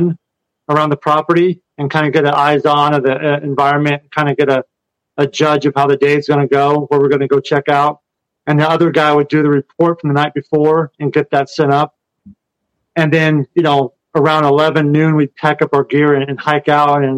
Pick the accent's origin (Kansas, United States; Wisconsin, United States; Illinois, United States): Kansas, United States; moved away; I'm from Kansas and grew up on a farm where we had horses